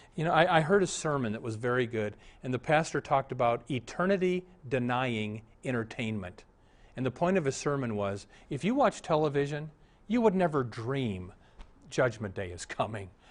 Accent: Omaha, Nebraska, United States; I was raised in Omaha.

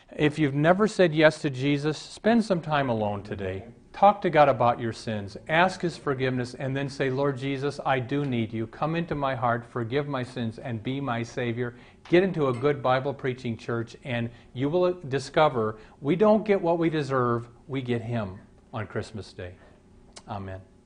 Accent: Omaha, Nebraska, United States; I was raised in Omaha

